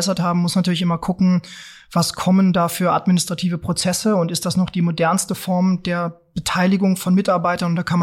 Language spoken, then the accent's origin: German; Lower Saxony, Germany; wir kommen ja beide aus Niedersachsen, du aus einer großen Stadt dort, Hannover, okay. ne? ich aus einer ganz, ganz kleinen Stadt ähm, beziehungsweise in einem, in einem kleinen Dorf ähm, bei Peine.